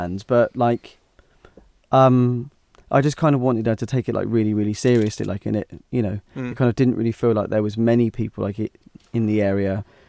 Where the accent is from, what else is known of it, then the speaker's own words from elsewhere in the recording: Hythe, South East England, United Kingdom; Because I grew up in Hythe, and there was hardly any real music.